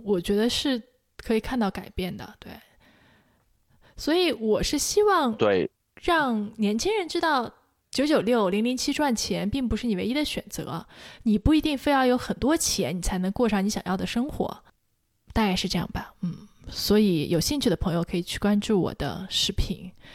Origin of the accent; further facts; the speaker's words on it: China; 在我成长环境中和，跟我一样受中国这种教育环境中的人